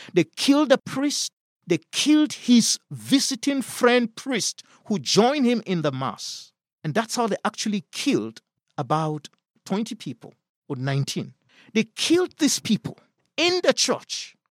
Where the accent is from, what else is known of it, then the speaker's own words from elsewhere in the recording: Kaduna State, Nigeria; Kaduna State, that's my home state